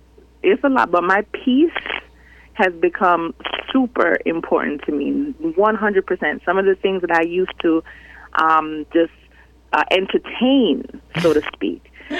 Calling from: Miami, Florida, United States; … from Miami.

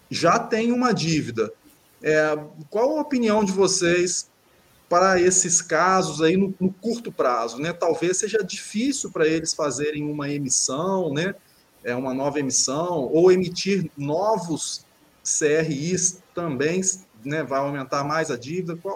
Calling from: Ubá, Minas Gerais, Brazil; accent: mineiro; Estou falando do interior de Minas, uma cidade que se chama Ubar.

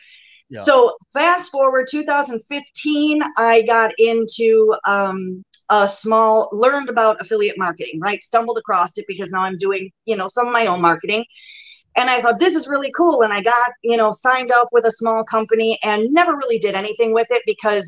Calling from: Kenosha, Wisconsin, United States; I am in southeastern Wisconsin, Kenosha. So smack dab in between Milwaukee and Chicago.

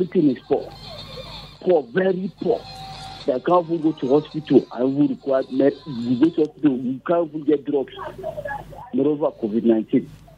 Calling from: Nigeria; I'm calling from Alato.

